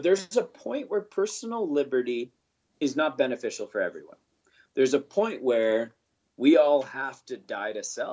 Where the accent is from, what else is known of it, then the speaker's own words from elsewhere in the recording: Canada; I'm a Canadian. I'm glad I live here.